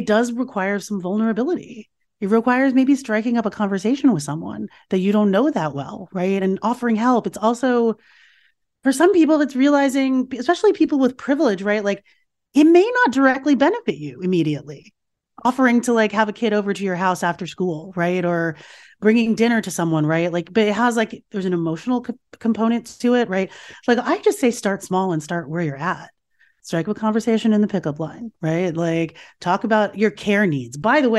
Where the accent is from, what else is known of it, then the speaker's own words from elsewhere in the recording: United States; I was raised here in America, and I was sort of free from some of those scripts that my parents had and that my mother had.